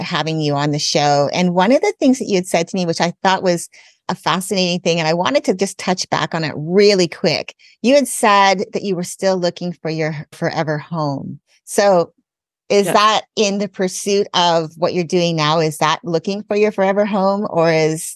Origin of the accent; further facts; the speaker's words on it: Canada; I grew up in Canada. I'm also a US citizen, so I have dual citizenship